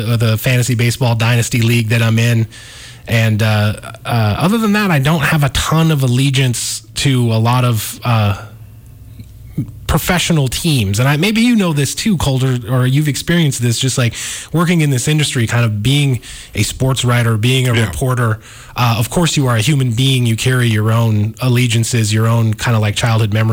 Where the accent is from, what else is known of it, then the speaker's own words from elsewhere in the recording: Missoula, Montana, United States; growing up in Missoula, Montana